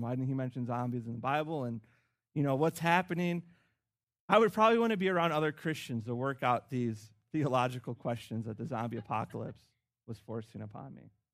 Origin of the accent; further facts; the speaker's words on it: Chicago, Illinois, United States; Chicago, my hometown